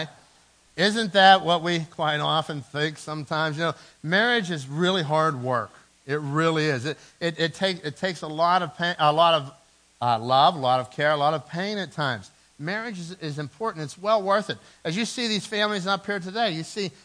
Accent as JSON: {"language": "English", "town": "Dormont", "region": "Pennsylvania", "country": "United States", "tie": "born or raised there", "said": "my good friend Phil Allen and I, we grew up in Dormont"}